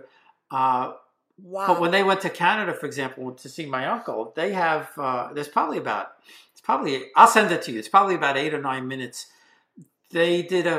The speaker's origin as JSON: {"language": "English", "town": "New York City", "region": "New York", "country": "United States", "tie": "born or raised there", "also_born_or_lived": "Whitestone, Queens, New York", "said": "I grew up in College Point in Queens, New York."}